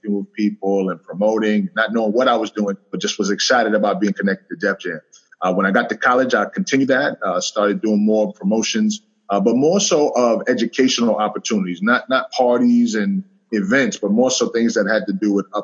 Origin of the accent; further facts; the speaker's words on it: New York City, New York, United States; I grew up in a single parent home in the South Bronx.